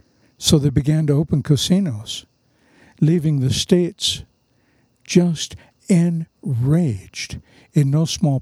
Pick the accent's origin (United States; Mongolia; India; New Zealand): India; But am I being offensive as an Indian by wearing Keen footwear?